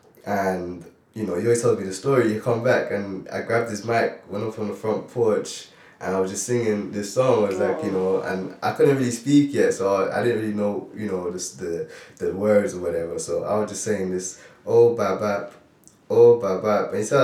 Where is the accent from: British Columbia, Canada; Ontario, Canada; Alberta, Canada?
Ontario, Canada; Toronto; also born or lived in Grenada; So I was born in Toronto, Canada, and I moved to Grenada at an early age. And I spent a few years in Grenada, and I flew back to Canada